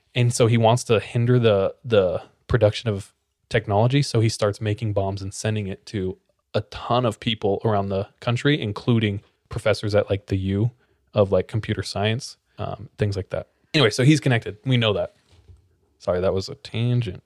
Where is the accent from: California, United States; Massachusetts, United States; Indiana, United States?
California, United States; I'm from California